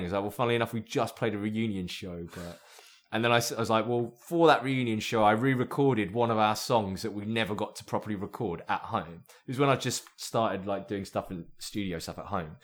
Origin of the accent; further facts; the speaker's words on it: Myanmar; moved away; also born or lived in Brighton; I'm from Burma